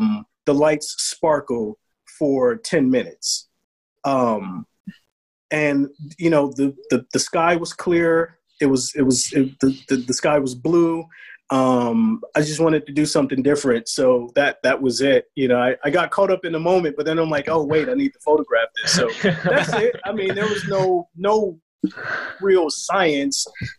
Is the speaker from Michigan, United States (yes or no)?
no; Chicago, Illinois, United States; I'm from the South Side, man.